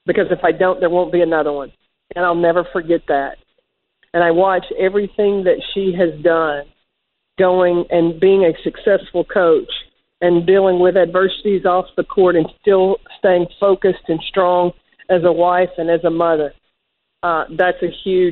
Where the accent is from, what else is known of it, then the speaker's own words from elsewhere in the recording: East Tennessee, United States; I'm growing up in East Tennessee